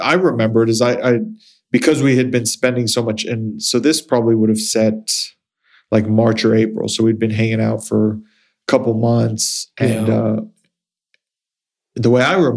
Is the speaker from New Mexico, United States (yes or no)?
yes; Las Cruces region, New Mexico, United States; born or raised there; moved away as an adult; also born or lived in Philadelphia / San Diego / Europe